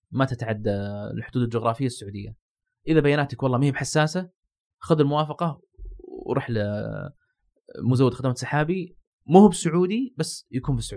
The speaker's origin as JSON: {"language": "Arabic", "country": "Saudi Arabia", "said": "وهذا موجود عندنا في السعوديه"}